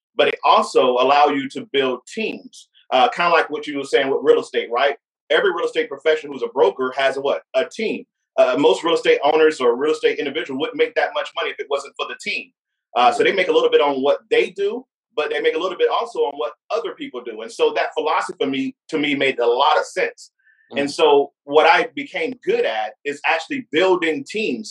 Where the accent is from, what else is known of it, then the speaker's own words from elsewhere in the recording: Fayetteville, North Carolina, United States; I grew up in Fayetteville, North Carolina, uh, you know, that's my early childhood experience